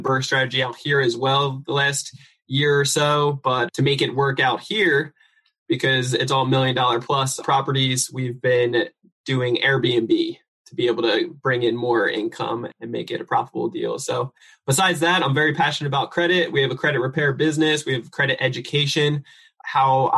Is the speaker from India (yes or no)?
no; New Jersey, United States; now in San Diego, United States; I'm originally from New Jersey. I live out here in sunny San Diego, California